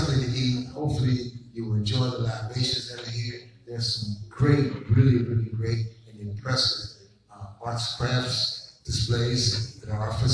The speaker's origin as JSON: {"language": "English", "town": "New Orleans", "region": "Louisiana", "country": "United States", "tie": "born or raised there", "also_born_or_lived": "Los Angeles", "said": "In my hometown, there's only been two noted masters of ceremonies. One was a cross-dressing person who I guess would fit into what we call now LGBT, was called Miss Pixie in the heydays of Rampart Street"}